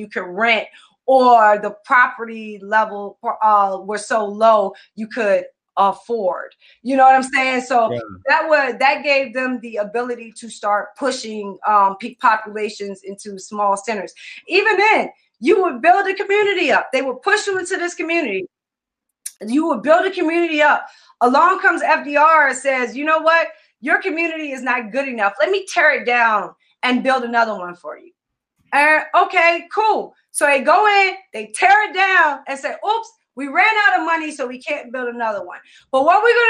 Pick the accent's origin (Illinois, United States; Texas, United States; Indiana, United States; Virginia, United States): Virginia, United States; Richmond; I was born in one in Richmond, Virginia